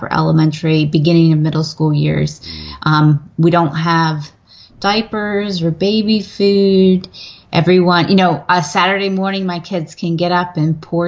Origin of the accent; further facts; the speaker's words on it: western Pennsylvania, United States; moved away as an adult; now in Virginia, United States; I grew up in Pennsylvania, but okay. I grew up in a very similar community. it was in the western part of Pennsylvania, mountain foothills region.